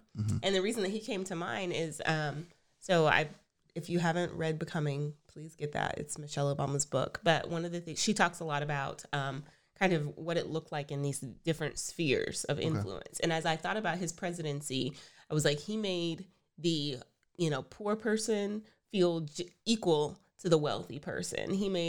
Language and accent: English; Texas, United States; I'm from Texas. I really like Tex-Mex.